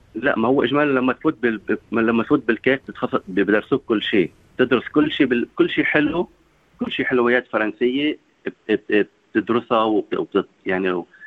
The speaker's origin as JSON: {"language": "Arabic", "town": "Sidon", "region": "South Governorate", "country": "Lebanon", "tie": "born or raised there", "also_born_or_lived": "Tripoli, Lebanon", "moved": "as an adult", "lives_now": "Sydney, Australia", "said": "نحن عندنا بصيدا ما في بنت على البسكليت"}